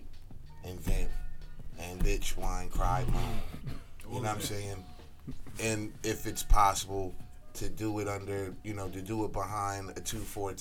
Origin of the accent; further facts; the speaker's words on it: Philadelphia, Pennsylvania, United States; moved away as an adult; now in Atlanta, United States; I grew up in Southwest. I was born in Southwest Philadelphia. I was raised in West Oak Lane, Philadelphia, uptown.